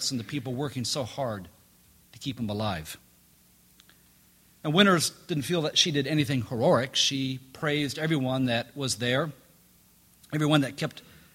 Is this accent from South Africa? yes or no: no; Jamaica; moved away; Growing up in Jamaica